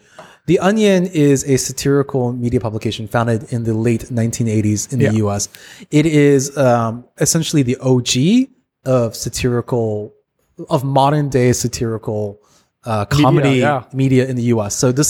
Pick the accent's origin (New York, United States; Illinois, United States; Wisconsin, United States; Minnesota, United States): Wisconsin, United States; I grew up in Wisconsin.